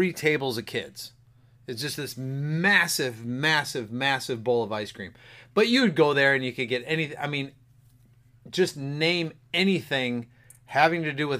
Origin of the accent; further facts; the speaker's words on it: Grand Rapids, Michigan, United States; I grew up in Grand Rapids